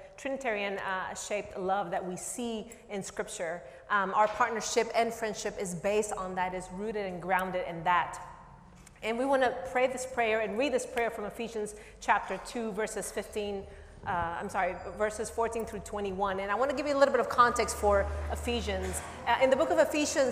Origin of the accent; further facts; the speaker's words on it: Nicaragua; now in United States; I am originally from Nicaragua